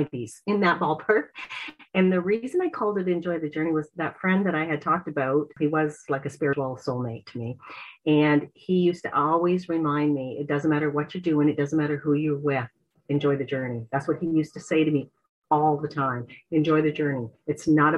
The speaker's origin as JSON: {"language": "English", "town": "Port Stanley", "region": "Ontario", "country": "Canada", "moved": "as an adult", "lives_now": "Prince Edward Island, Canada", "said": "I'm from Port Stanley, Ontario."}